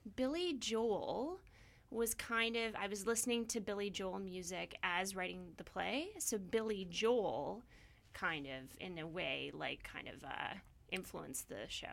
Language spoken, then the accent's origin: English; Victoria, British Columbia, Canada; moved away as an adult; also born or lived in Toronto / Vancouver / Syracuse, New York; I actually grew up in Victoria, and I'm from the island